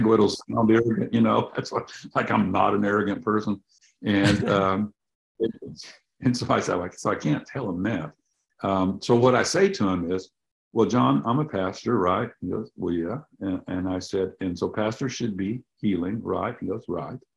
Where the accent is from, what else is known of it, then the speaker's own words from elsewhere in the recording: the Bible Belt, United States; Growing up in the Bible Belt